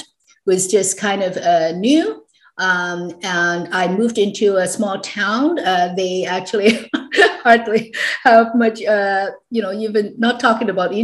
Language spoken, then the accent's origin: English; Hong Kong; I was born and raised actually in Hong Kong back in the 60s, early 60s.